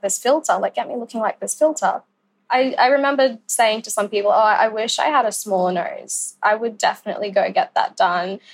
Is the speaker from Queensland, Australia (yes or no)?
yes; Cairns, Queensland, Australia; I live in Cairns. I was born in Cairns